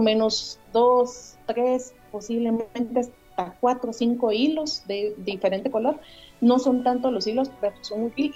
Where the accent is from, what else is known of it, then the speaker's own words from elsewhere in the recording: Guatemala; como guatemaltecos